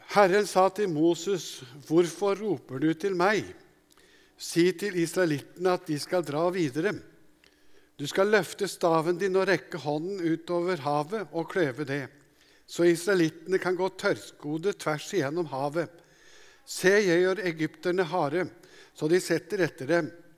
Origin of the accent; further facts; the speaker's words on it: Hadeland, Innlandet, Norway; Jeg vokste opp på Hadeland